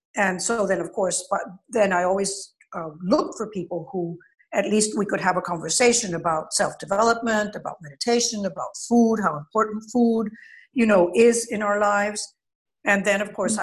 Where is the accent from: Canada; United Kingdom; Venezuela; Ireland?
Venezuela; Caracas, Capital District; I was born in Caracas, and my parents were European